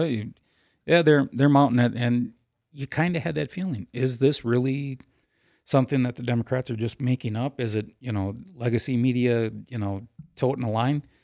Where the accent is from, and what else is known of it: United States